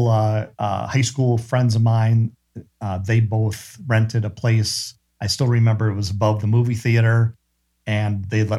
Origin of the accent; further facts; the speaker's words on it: Wisconsin, United States; moved away; I grew up in Wisconsin